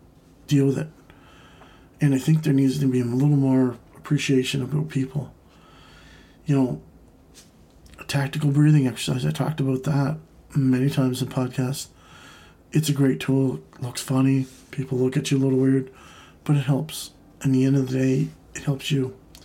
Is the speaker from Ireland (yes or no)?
no; Canada; And, you know, with my home country here in Canada, I mean, we've taken a kind of a step back.